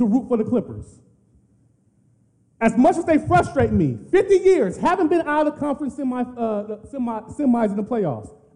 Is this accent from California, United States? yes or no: yes; Los Angeles, California, United States; moved away as an adult; I'm originally from South Central LA, born and raised there.